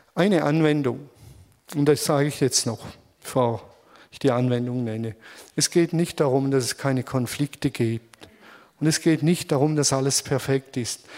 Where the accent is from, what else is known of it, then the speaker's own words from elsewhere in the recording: Germany; als Deutsche